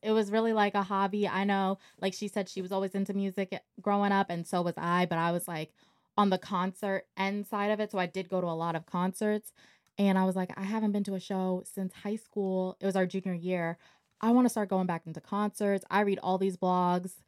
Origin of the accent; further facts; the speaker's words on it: Montgomery County, Maryland, United States; I'm from Montgomery County, Maryland